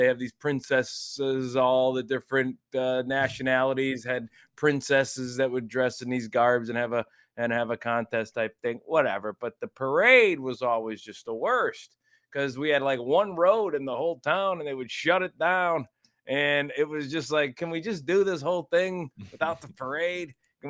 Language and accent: English; Lorain, Ohio, United States; I grew up in Lorain, Ohio, which is called the International City because it was a home to steel mills.